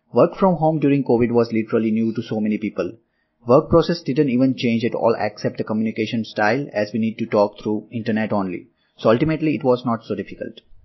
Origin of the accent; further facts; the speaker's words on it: Ahmedabad, Gujarat, India; first language Gujarati; English is a second language; I'm in my hometown, Ahmedabad